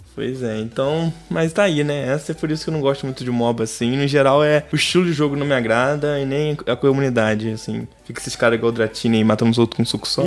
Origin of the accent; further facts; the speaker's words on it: Rio de Janeiro, Brazil; Pros cariocas eu sou fluminense, mas para pro resto que tá lá fora, eu sou carioca